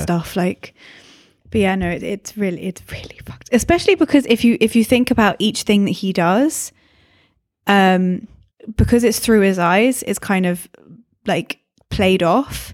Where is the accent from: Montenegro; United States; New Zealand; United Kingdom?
United Kingdom; England; now in Scotland, United Kingdom; I'm English